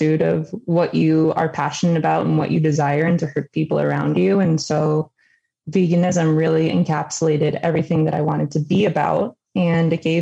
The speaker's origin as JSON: {"language": "English", "town": "Detroit", "region": "Michigan", "country": "United States", "tie": "born or raised there", "also_born_or_lived": "Macomb, Michigan", "said": "I grew up in Detroit with my mom"}